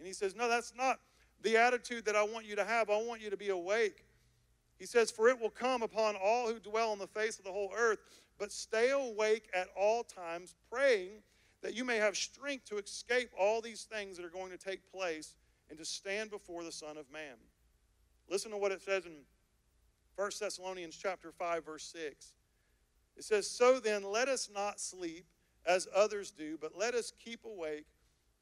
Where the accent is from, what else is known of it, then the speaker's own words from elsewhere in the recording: United States; I am an American believer